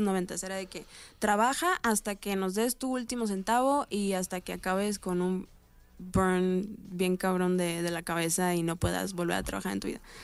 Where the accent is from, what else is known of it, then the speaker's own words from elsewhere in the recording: Mexico; soy mexicana